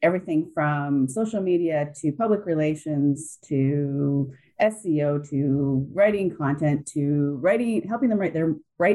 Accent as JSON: {"language": "English", "country": "Canada", "said": "I'm Canadian"}